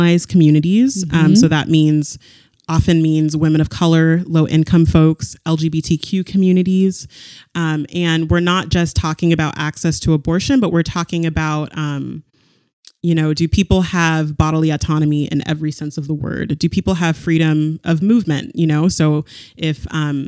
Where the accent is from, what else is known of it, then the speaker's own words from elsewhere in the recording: California, United States; moved away as an adult; also born or lived in San Diego / North Carolina; I grew up in California